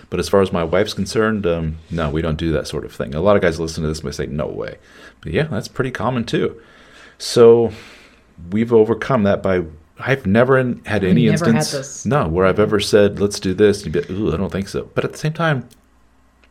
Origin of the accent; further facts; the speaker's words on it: Midwestern America, United States; the more puritanical Midwestern America that I grew up